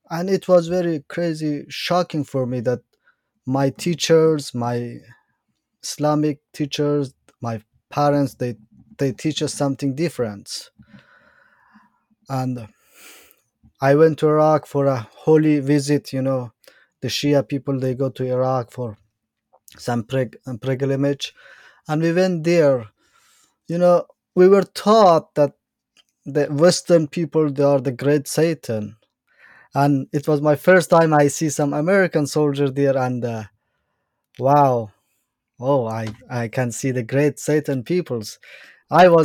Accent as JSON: {"language": "English", "region": "Bamyan", "country": "Afghanistan", "tie": "born or raised there", "also_born_or_lived": "Iran", "second_language": "English", "said": "Uh, basically, I'm from Afghanistan, from the mountain side of Afghanistan. There's a state named Bamiyan"}